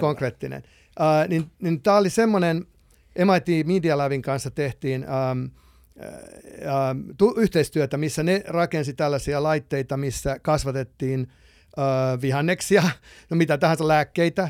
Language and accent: Finnish; Finland; moved away as an adult; also born or lived in Los Angeles, United States / Texas, United States / Palo Alto, United States; now in United States; mä oon lähtöisin tietysti Suomesta